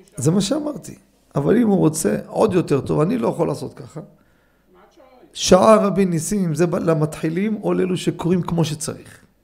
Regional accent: Jerusalem, Jerusalem District, Israel; אני מקטמונים.

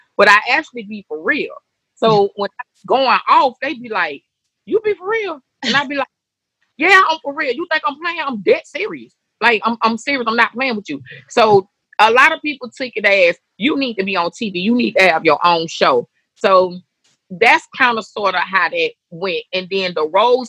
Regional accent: Atlanta, Georgia, United States; I'm born and raised in Atlanta, Westside Bankhead

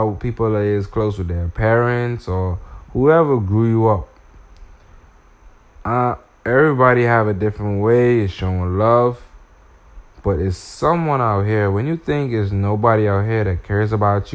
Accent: Bahamas; I'm from the Bahamas

